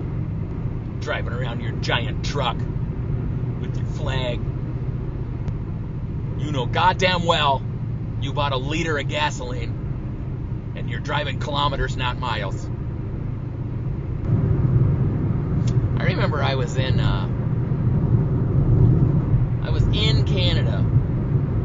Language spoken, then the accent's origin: English; United States; as an American